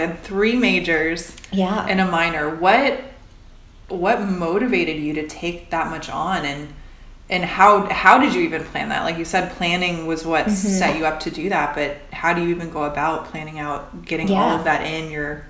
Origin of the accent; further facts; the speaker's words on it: rural Indiana, United States; we're both from Indiana. Yep. We both grew up in the rural Midwest.